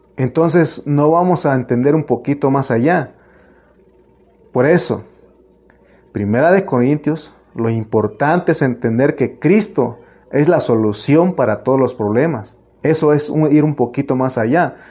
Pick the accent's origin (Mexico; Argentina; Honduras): Mexico; Oaxaca; moved away; donde yo nací, en Oaxaca